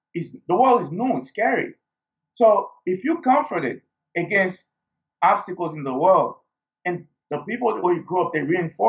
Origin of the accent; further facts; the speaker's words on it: Haiti; growing up in Haiti, we didn't have the luxury of a first world.